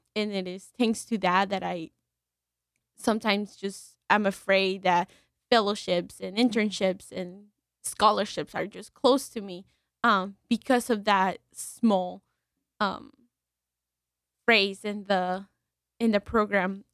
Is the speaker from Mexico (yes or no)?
yes; Mexico; now in New Haven, United States; we are not Italian. We are from Mexico